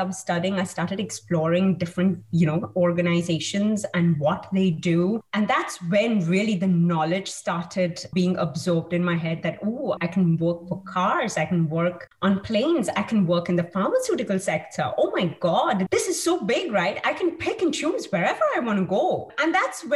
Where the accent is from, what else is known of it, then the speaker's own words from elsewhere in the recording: India; I have been born and brought up in India